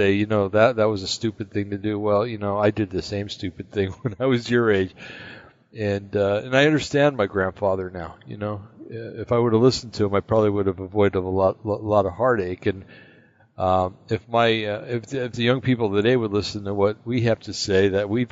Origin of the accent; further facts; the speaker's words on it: East Coast, United States; moved away; when I grew up back on the East Coast